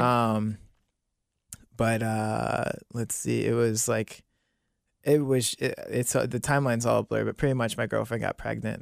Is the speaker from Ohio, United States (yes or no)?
yes; Monroe, Ohio, United States; also born or lived in New Bern, North Carolina; I grew up in Monroe